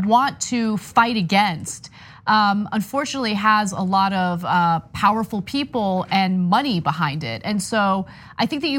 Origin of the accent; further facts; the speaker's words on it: California, United States; As a Californian myself, a native to California